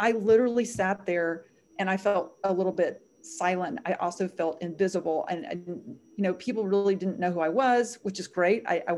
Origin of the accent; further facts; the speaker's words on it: the South, United States; I grew up in the South. I wanted to be protected.